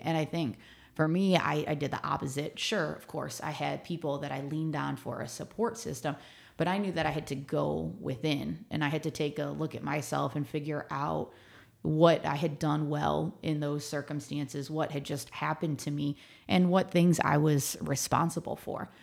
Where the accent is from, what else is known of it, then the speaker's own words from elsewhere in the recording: Mentor, Ohio, United States; moved away as an adult; also born or lived in Brooklyn, New York; now in San Antonio, United States; I'm from near Cleveland, Ohio.